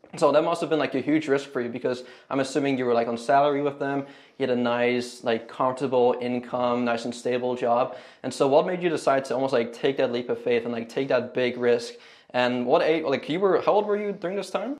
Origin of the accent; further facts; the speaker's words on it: Canada; moved away as an adult; now in Houston, United States; I'm from Canada